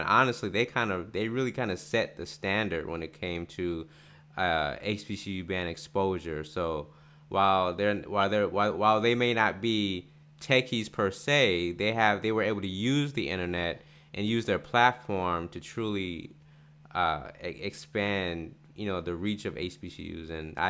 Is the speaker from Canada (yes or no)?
no; Atlanta, Georgia, United States; I'm from Atlanta